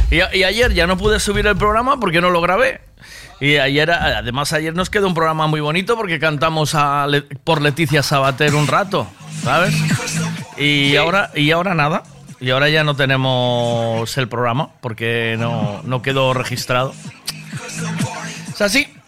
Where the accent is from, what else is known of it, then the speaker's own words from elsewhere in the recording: Sanxenxo, Galicia, Spain; yo soy de Sansecho.